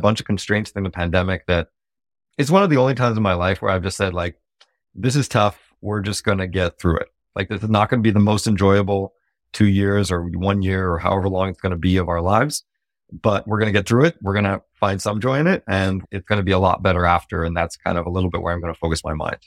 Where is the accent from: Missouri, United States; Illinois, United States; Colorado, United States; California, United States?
California, United States; Silicon Valley; I grew up in Silicon Valley